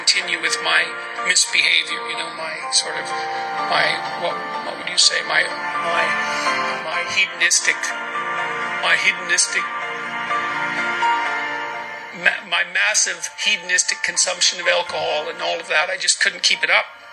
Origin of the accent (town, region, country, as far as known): Fairview, Alberta, Canada; born or raised there; moved away